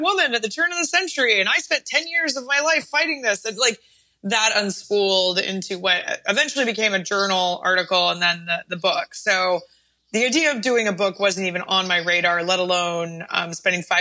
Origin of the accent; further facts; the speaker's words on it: Oregon, United States; I grew up in Oregon, where it's very cold and rainy